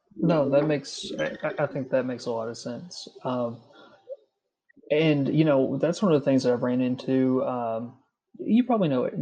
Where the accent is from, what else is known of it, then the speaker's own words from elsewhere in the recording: Carter County, Kentucky, United States; I'm from Carter County originally, so that's you know that's my neck of the woods